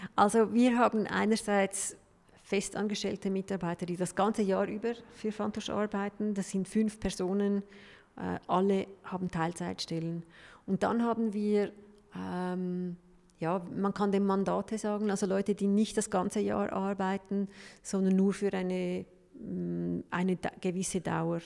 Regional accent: Switzerland; bei uns in der Schweiz

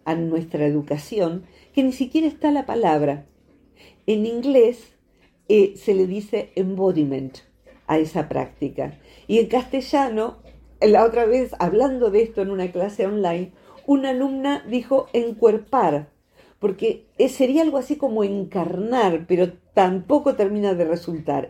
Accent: Argentina; soy argentina

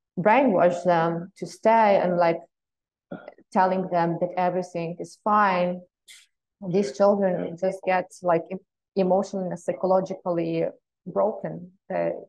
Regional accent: Western Ukraine, Ukraine; I come from Western Ukraine

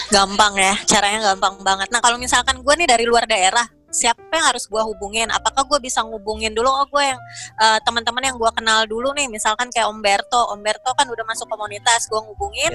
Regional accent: Central Kalimantan, Indonesia; Gua K T P-nya Kalimantan

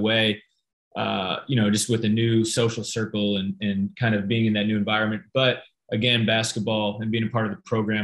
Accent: Phoenix, Arizona, United States; now in San Francisco, United States; Born and raised in Phoenix, Arizona.

